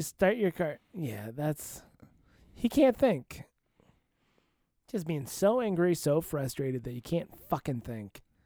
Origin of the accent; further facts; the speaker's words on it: Iowa, United States; I was from Iowa